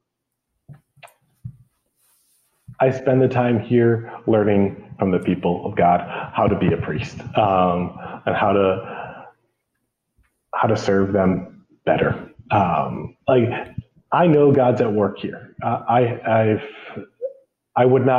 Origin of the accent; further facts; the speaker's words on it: Rochester, New York, United States; moved away as an adult; now in Micronesia; I'm from Rochester, which is about an hour away from Buffalo